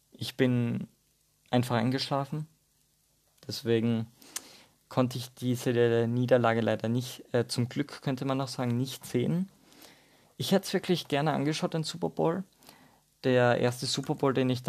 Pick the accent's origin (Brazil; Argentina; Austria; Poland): Austria; accent: Austrian; Vielleicht merkt man es ein bisschen an meinem Dialekt, dass ich aus Österreich komme. Ich versuche so gut wie möglich Hochdeutsch zu reden.